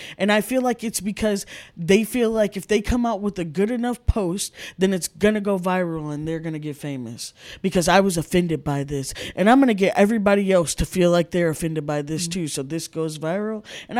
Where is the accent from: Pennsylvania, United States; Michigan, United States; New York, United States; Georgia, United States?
Michigan, United States; I saw Hot Tub Time Machine. I'm from Michigan. It was filmed there.